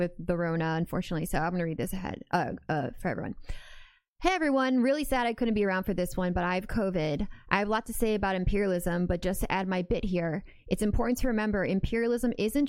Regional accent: Midwest, United States; I'm just a white girl in America who grew up in the Midwest

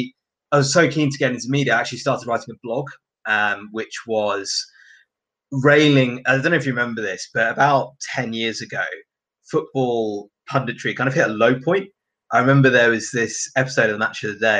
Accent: Singapore; moved away; I grew up in Singapore, and football is kind of 24/7 on the TV there.

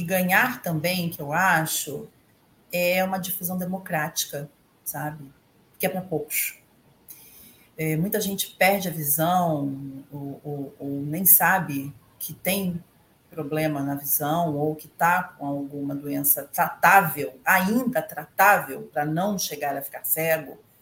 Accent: Niterói, Rio de Janeiro, Brazil; now in Rio de Janeiro, Brazil; sou de Niterói também, mas atualmente eu moro aqui na cidade do Rio.

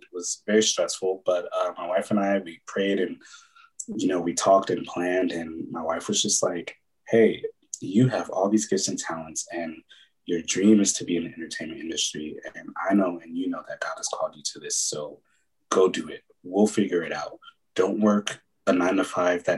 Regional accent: Pasadena, California, United States; also born or lived in Oakland, California / Atlanta; Born in the Bay Area, lived there up in East Oakland until I was about nine, maybe eight or nine. And then we moved down to Pasadena, where my mom's from

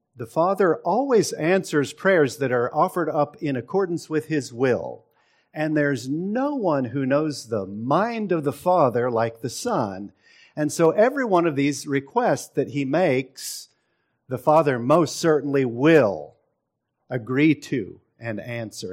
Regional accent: Seattle, Washington, United States; now in Texas, United States; I grew up in Seattle

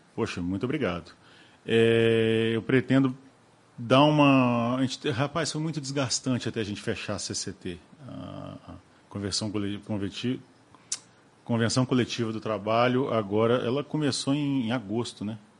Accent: Rio de Janeiro, Brazil; moved away as an adult; now in Cataguases, Brazil; eu era criança quando saí do Rio

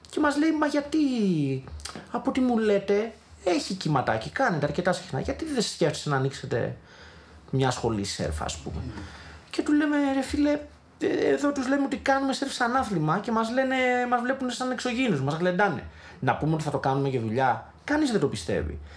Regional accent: Ikaria, North Aegean, Greece; Είμαι από την Ικαρία.

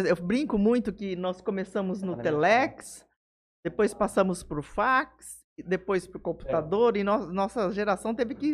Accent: Jales, São Paulo, Brazil; Nasci em Jales. E aí? E aí fiquei por aqui, criei raiz.

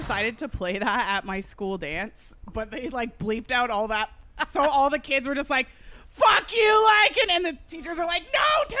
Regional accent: United States; As an American, I can tell you that my parents spoke, well, my dad's Native, my mom's Mexican, but they're American.

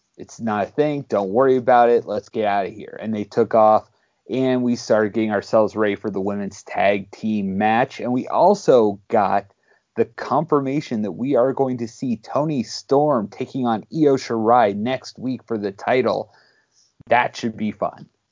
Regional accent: Pittsburgh, Pennsylvania, United States; I'm from Pittsburgh. We make our own way

